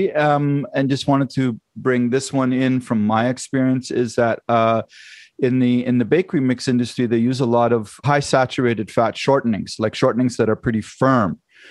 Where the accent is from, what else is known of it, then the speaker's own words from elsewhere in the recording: Germany; moved away; I grew up in Germany and trained in Germany